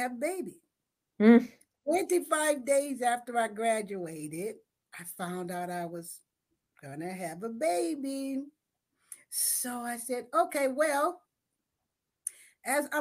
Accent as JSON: {"language": "English", "town": "San Francisco", "region": "California", "country": "United States", "tie": "born or raised there", "said": "I was raised in San Francisco in the Western Addition"}